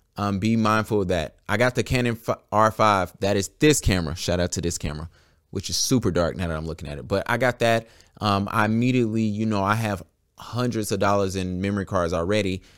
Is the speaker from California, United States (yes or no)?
no; Charlotte, North Carolina, United States; I am a Charlotte photographer, born and raised in Charlotte in the Queen City